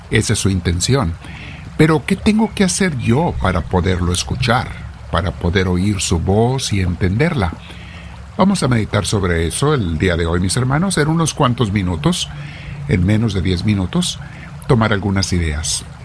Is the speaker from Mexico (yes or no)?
yes; North, Mexico; Mi tierra es sumamente fría, donde yo me crié en la infancia en el norte de México, hace muchísimo frío.